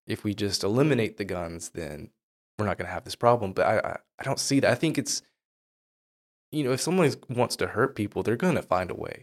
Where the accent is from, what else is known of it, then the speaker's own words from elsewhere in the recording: the South, United States; I'm from the South, so there's a lot of land